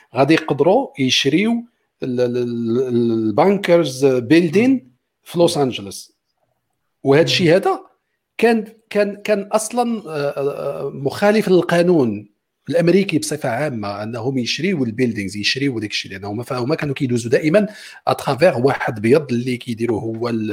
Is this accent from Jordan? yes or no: no; Morocco; عندنا في المغرب